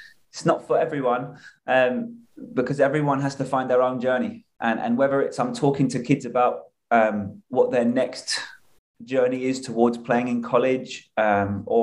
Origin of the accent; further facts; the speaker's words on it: England, United Kingdom; moved away as an adult; now in United States; I moved from England at 23